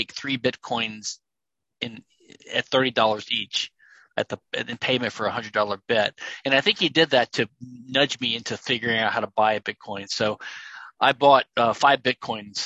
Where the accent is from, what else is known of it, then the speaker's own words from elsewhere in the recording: Louisiana, United States; also born or lived in London / Pennsylvania; now in Houston, United States; I'm from Louisiana, a neighboring state here to Texas